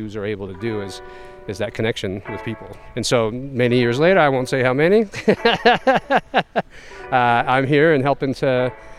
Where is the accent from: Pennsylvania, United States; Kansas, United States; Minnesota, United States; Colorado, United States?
Colorado, United States; Denver; I grew up here in Denver.